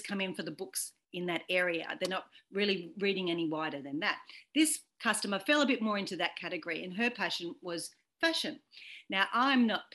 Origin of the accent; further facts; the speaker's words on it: Australia; I'm an Irish Australian